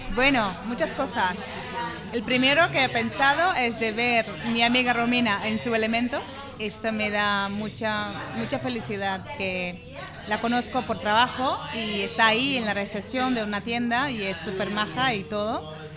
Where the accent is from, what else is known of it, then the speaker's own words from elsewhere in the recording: Brazil; Spanish is a second language; moved away; vengo de Brasil, de un país que, que sufre de muchas deficiencias